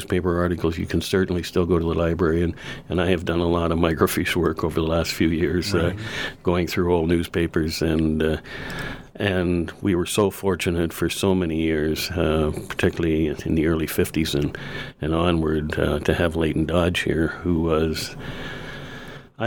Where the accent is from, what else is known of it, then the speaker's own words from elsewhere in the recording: Cobourg, Ontario, Canada; when I grew up in Cobourg, there were probably 15 or 20 guys in town that had pigeon coops